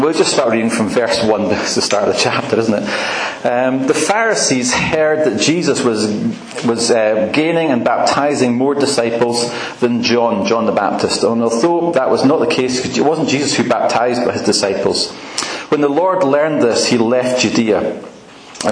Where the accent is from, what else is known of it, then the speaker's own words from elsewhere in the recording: Aberdeen, Scotland, United Kingdom; also born or lived in Edinburgh; now in west of Scotland, United Kingdom; my dad was in Aberdonian, I lived there most of my life, but actually did happen to be in Edinburgh when I was born